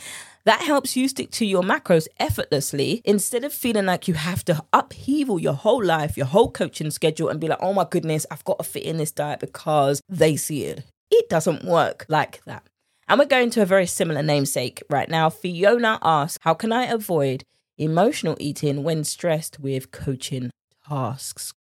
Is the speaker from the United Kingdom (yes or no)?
yes; United Kingdom; accent: British; my British accent